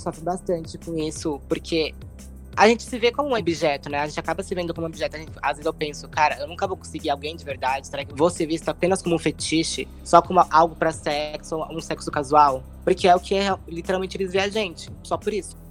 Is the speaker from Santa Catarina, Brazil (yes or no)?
no; São Paulo, Brazil; sou de São Paulo, tenho 24 anos